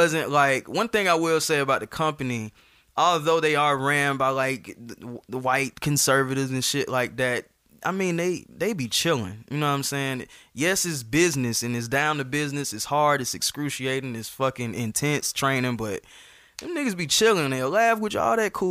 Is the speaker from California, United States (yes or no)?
no; Atlanta, Georgia, United States; I'm from Atlanta. I went to Westlake. I went to Georgia State.